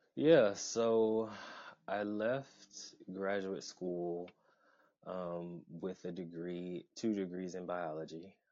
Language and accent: English; Atlanta, Georgia, United States; also born or lived in Augusta, Georgia; now in Baltimore, United States; I was born uh, in Augusta, Georgia, and I spent my beginning years in a town not far from there, but my family then moved uh, to Atlanta. So all three of those places I call home, but mostly Atlanta, Georgia